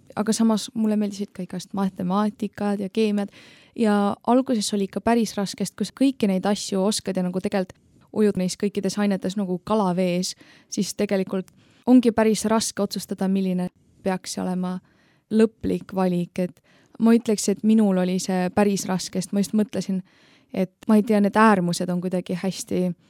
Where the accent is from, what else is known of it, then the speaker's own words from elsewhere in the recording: Tallinn, Harju County, Estonia; ma tulen Tallinnast